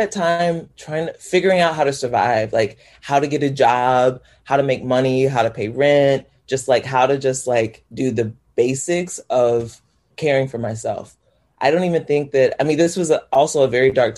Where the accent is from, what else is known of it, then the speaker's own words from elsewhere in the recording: Poplar Bluff, Missouri, United States; moved away as an adult; also born or lived in Chicago; when I left my town, Poplar Bluff, Missouri is what it's called. When I moved away from Poplar Bluff to come to Chicago